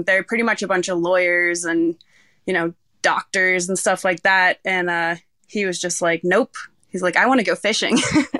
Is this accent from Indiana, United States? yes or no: no; Rockport, Maine, United States; I was born in the Rockport Hospital, and before I even went home, they brought me down to the harbor first to, like, meet everyone and go on the boat.